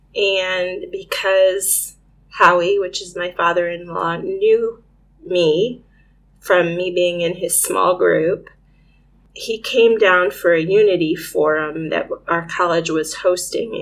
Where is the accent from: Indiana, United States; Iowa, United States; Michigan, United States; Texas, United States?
Indiana, United States; Northeast; moved away as an adult; I'm a Hoosier farm kid. I grew up in Northeast Indiana on a family farm